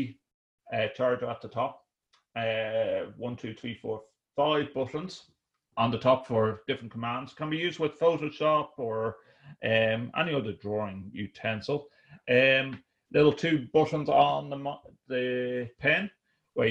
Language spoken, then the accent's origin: English; Ireland; we're Irish folk